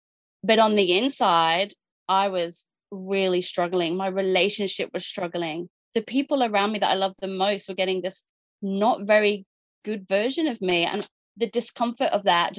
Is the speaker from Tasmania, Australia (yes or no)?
no; Jervis Bay, New South Wales, Australia; moved away; we're from Jervis Bay